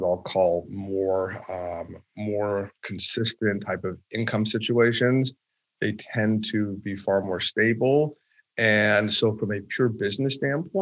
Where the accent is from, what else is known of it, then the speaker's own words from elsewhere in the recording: Los Angeles, California, United States; also born or lived in New York; I'm born and bred in Los Angeles and went to college and law school in New York